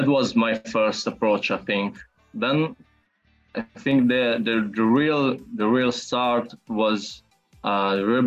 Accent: Bologna, Emilia-Romagna, Italy; I'm from Italy and I'm a 20 years old filmmaker. It's around a year since I graduated at Fine Arts Academy of Bologna, which is my city

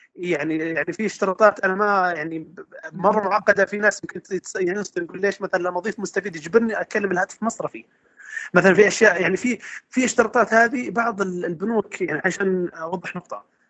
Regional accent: Saudi Arabia; عندنا في السعوديه

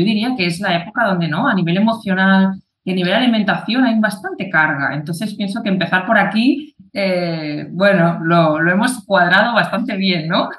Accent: Catalonia, Spain; yo soy de, de Cataluña

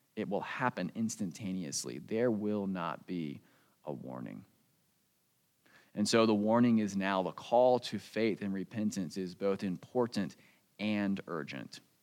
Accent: United States; born or raised there; moved away

